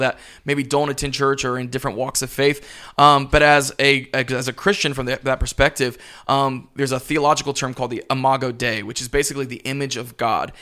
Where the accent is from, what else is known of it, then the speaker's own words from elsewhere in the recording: Pensacola, Florida, United States; now in Tampa, United States; I'm originally from Pensacola, Florida